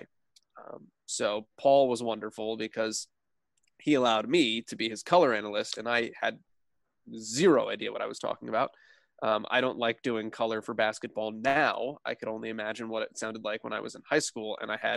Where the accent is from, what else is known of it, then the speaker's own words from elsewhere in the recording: Clinton, New Jersey, United States; now in Indiana, United States; I'm from New Jersey originally. I grew up in Clinton, New Jersey